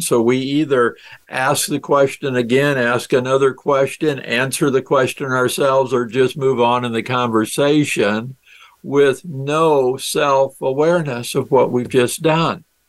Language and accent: English; South Dakota, United States; my home state is South Dakota and I'm a farm boy from South Dakota.